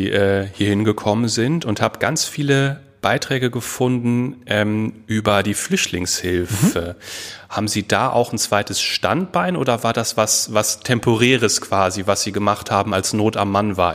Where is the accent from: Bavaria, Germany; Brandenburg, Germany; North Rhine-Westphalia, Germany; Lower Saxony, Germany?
North Rhine-Westphalia, Germany; Bünde; Ge geboren und aufgewachsen in Westfalen. In Bünde, genau gesagt.